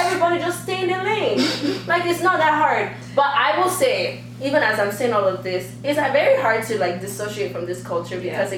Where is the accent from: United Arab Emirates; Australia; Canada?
Canada; Calgary, Alberta; also born or lived in Nigeria / United States; now in Vancouver, Canada; when I grew up in Calgary